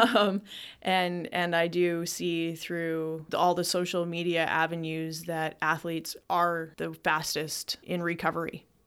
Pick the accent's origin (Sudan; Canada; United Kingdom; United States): Canada; Lethbridge, Alberta; my life in Lethbridge, Alberta, which is directly over Montana, life growing up in Lethbridge